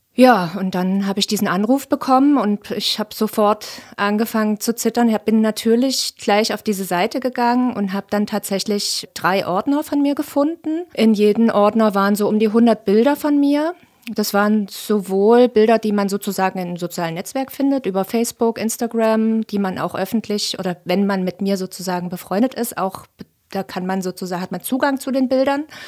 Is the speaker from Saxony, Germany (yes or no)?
yes; Leipzig, Saxony, Germany; ich bin 38 und auch gebürtige Leipzigerin